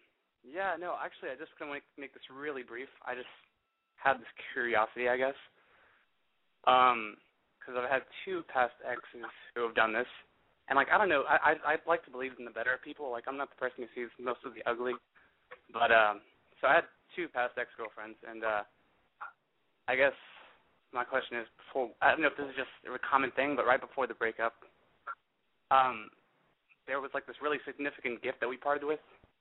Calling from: Austin, Texas, United States; I'm calling from Austin.

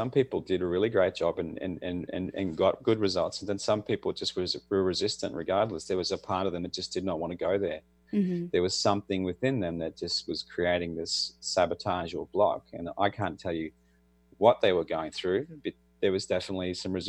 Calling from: Australia; I'm in Australia, and it's Thursday morning for me.

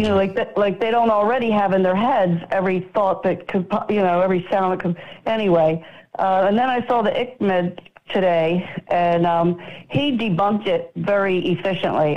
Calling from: Florida, United States; I'm calling from Florida.

